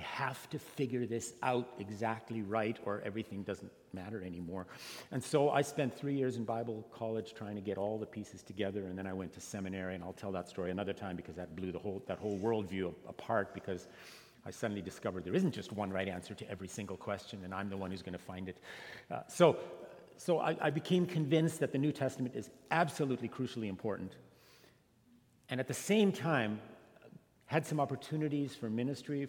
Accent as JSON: {"language": "English", "country": "Canada", "tie": "born or raised there", "also_born_or_lived": "Scotland / Germany", "moved": "as an adult", "lives_now": "Fresno, United States", "said": "I grew up in a very conservative immigrant community in Canada."}